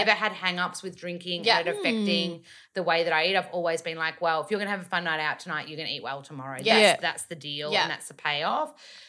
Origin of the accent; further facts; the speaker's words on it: Australia; accent: bogan; My accent isn't as bogan now because I have literally done 2 years of vocal work. I remember the day one of my voice teacher, I was like, I don't want to lose my bogan accent.